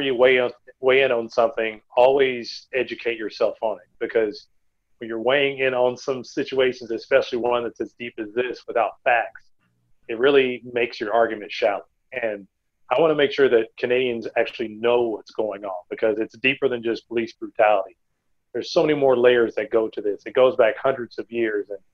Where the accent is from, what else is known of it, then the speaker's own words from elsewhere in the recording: just outside of Tulsa, Oklahoma, United States; I grew up just outside of Tulsa